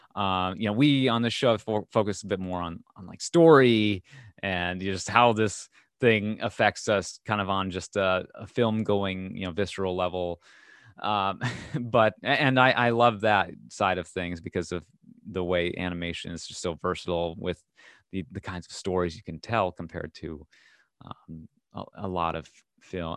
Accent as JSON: {"language": "English", "region": "Minnesota", "country": "United States", "said": "I'm from Minnesota, so there's kind of a shared heritage there"}